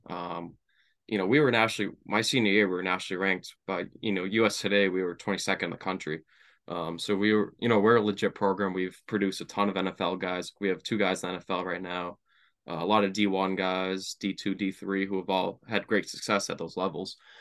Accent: Brockton, Massachusetts, United States; I grew up in Brockton, Mass. Um, you know, moved around a couple towns, you know, early on in my life

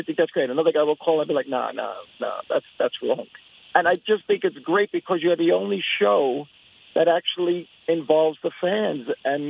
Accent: New York City, New York, United States; I grew up in Staten Island, New York, listening to Mike and the Mad Dog

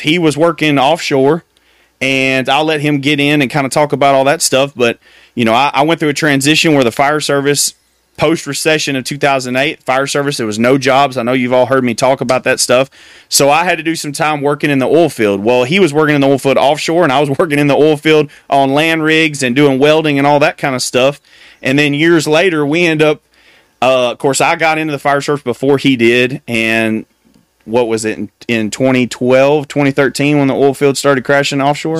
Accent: United States

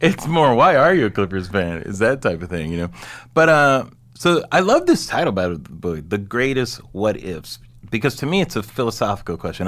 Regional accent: Southern California, United States; I'm from Southern California

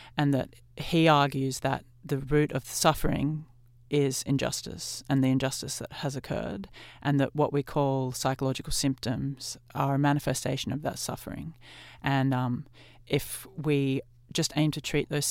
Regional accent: Australia; as a white Australian who's grown up here

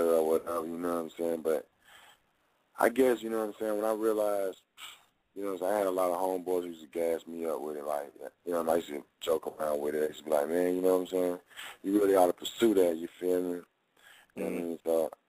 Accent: Jacksonville, Florida, United States; now in Atlanta, United States; I was born in Jacksonville

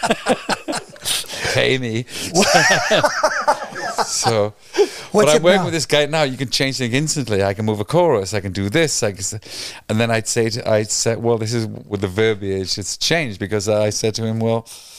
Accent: Wales, United Kingdom; moved away as an adult; now in United States; I'm Welsh, which I'm proud

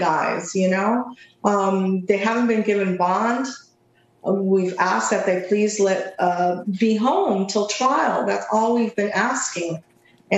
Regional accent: Cuba; now in United States; I was born in Cuba

